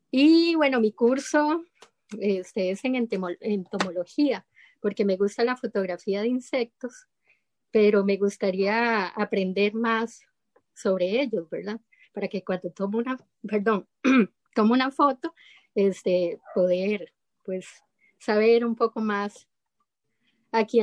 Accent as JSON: {"language": "Spanish", "country": "Costa Rica", "said": "de Costa Rica, eh, en la provincia de Heredia, vivo."}